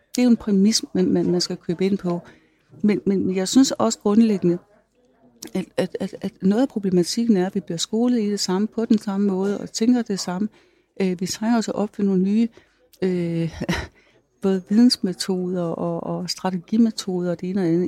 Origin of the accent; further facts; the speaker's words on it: North Jutland, North Denmark Region, Denmark; moved away; jeg kommer fra Nordjylland, jeg er landmandsdatter